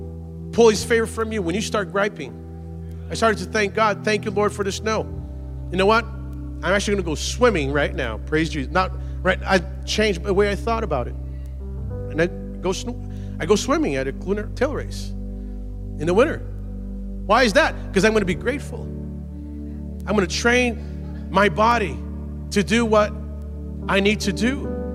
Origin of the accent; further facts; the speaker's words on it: Brazil; born there; and I was born in Brazil. And for a long time, I loved cold weather.